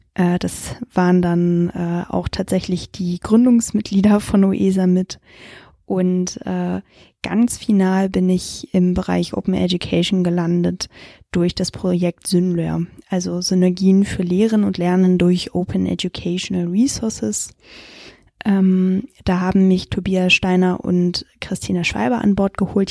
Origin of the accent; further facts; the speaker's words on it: Hamburg, Germany; also born or lived in Frankfurt; gebürtige Hamburgerin